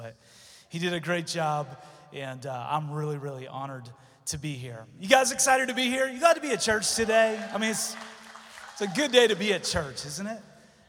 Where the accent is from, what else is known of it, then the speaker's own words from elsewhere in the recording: Delaware, United States; I'm from Delaware. My wife, Susie, and I started a church there 16 years ago.